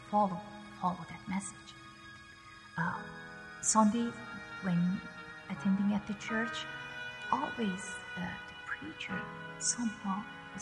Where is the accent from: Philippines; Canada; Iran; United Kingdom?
Iran; moved away; I was born in Iran from Muslim parents.